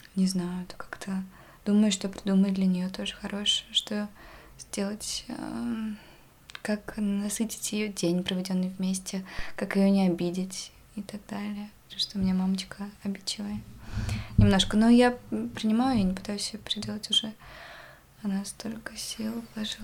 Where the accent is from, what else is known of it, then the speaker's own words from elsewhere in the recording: Yakutsk, Sakha Republic, Russia; Я из Якутска